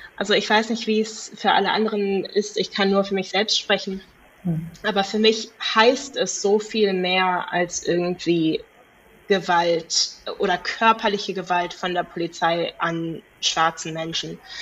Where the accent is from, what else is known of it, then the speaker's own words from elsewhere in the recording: Cape Town, Western Cape, South Africa; moved away as an adult; now in Germany; Kapstadt selber ist sehr, ich meine, ja, Südafrika ist auch sehr divers. Ähm, aber ich bin dort in der, ja, Mittelklasse aufgewachsen